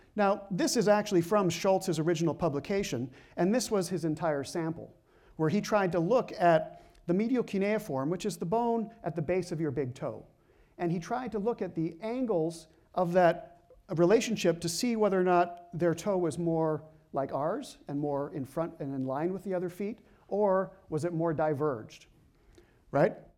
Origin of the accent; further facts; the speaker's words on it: Canada; I'm Canadian